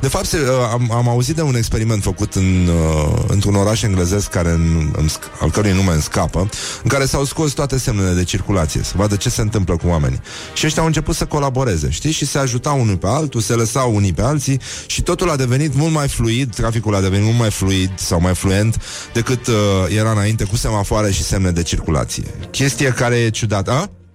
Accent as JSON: {"language": "Romanian", "country": "Romania", "said": "noi ca români"}